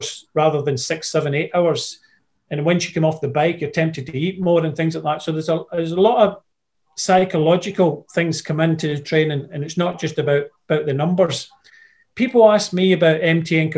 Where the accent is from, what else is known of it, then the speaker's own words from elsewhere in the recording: Scotland, United Kingdom; I'm Scottish